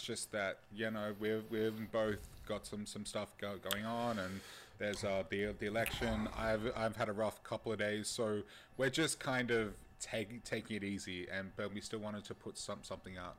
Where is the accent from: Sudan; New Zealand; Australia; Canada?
Australia; as an Australian